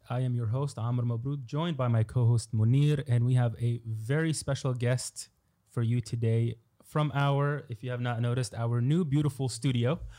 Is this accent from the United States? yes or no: no; Egypt; I'm the one from Egypt here.